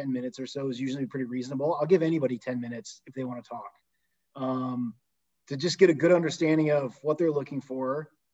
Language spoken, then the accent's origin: English; Tecumseh, Michigan, United States; I'm from Tecumseh